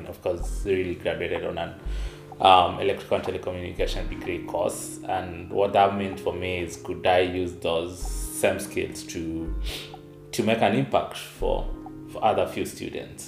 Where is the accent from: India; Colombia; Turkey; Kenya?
Kenya; eastern Kenya; I was born in a tiny village in eastern part of Kenya. So Kenya being in eastern Africa